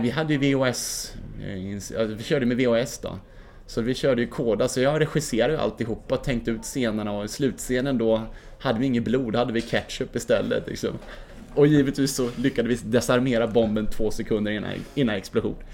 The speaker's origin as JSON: {"language": "Swedish", "town": "Mora", "region": "Dalarna County", "country": "Sweden", "said": "när jag var 17 år från Mora, där vi bodde då"}